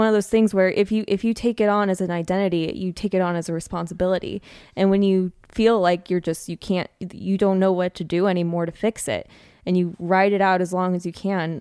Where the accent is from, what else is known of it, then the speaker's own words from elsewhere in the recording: California, United States; moved away; I'm someone who lived most of my life in California